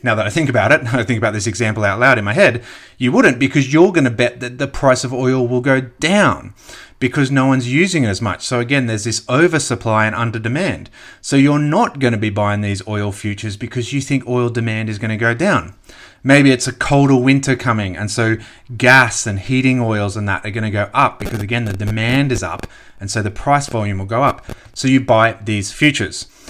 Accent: Australia

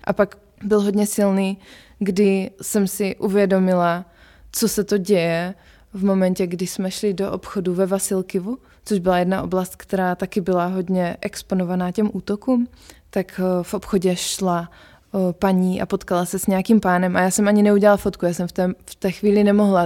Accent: Czechia; jsme z Česka

